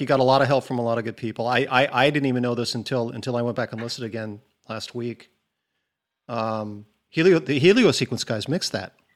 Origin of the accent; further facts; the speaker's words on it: Newport Beach, California, United States; moved away; the beach breaks I grew up surfing in Newport.